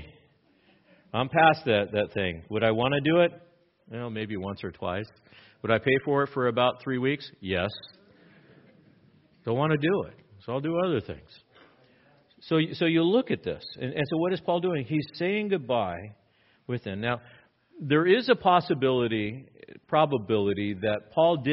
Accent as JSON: {"language": "English", "region": "Southern California", "country": "United States", "tie": "born or raised there", "said": "I grew up in Southern California"}